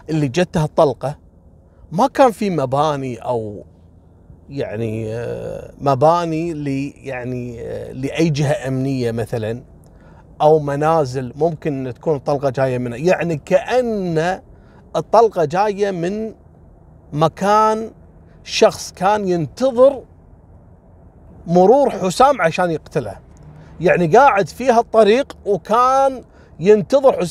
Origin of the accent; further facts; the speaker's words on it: Kuwait; هني عندنا بالكويت حصلت كذلك نفس الواقعه